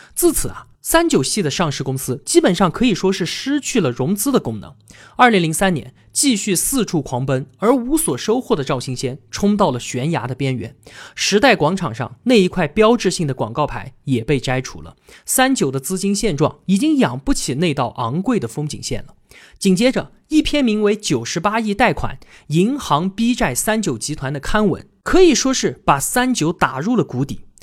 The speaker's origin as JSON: {"language": "Chinese", "country": "China", "said": "胃病呢，是我们中国人极为普遍的常见病"}